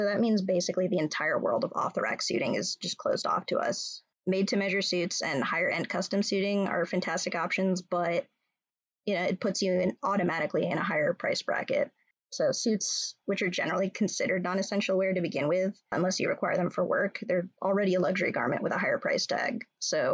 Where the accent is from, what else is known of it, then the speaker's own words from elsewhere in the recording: California, United States; moved away as an adult; now in Minnesota, United States; I'm from California and I have a lot of ties to New York, but I've been a Midwestern, proudly Minnesotan queer for just shy of a decade now.